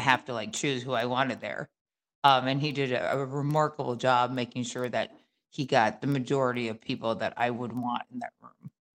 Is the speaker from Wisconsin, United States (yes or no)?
yes; Wisconsin, United States; born and raised in Midwest, small, like non diverse, um, you know, Wisconsin